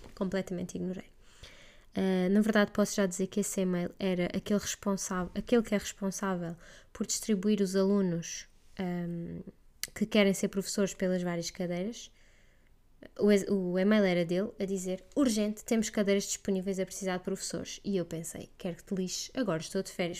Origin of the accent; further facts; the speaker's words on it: Portugal; first language Portuguese; moved away as an adult; voltar àquela que é verdadeiramente a minha língua mãe